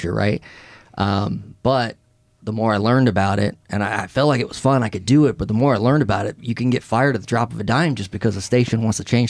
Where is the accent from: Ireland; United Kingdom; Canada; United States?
United States; Omaha, Nebraska; also born or lived in Iowa; Midwest mostly in Iowa, Nebraska, and Millard South graduate